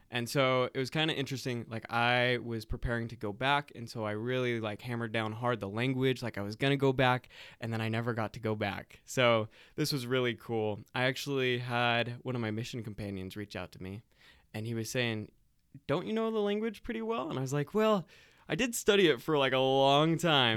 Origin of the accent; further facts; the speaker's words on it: South Carolina, United States; now in Utah, United States; I'm originally from South Carolina